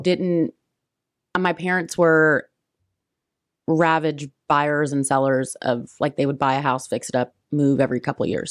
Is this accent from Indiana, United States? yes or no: yes; Richmond, Indiana, United States; also born or lived in Fountain City, Indiana; now in Indianapolis, United States; I grew up, I was in, um, Fountain City, Indiana, my till I was about eight, and then, uh, graduated from Richmond High School